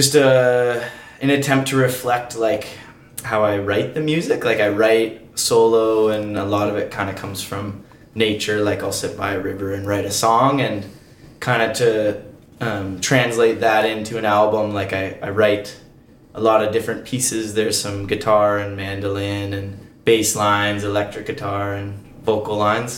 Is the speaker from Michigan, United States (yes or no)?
no; Colorado, United States; I grew up in Colorado in the U.S.